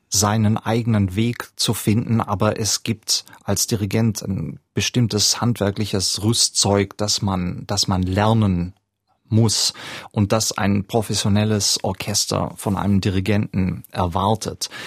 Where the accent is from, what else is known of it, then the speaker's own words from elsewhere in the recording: Southern Germany, Germany; Ich komme aus Süddeutschland, wo jedes Dorf so einen Musikverein hat.